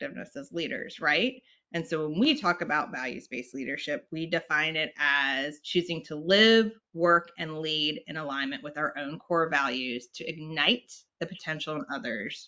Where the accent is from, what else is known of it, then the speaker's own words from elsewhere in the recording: North Carolina, United States; also born or lived in Richmond; I'm from North Carolina